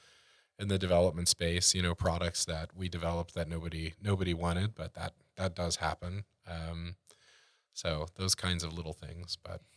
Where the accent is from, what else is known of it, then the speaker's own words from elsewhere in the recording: Texas, United States; Well, once again, growing up in Texas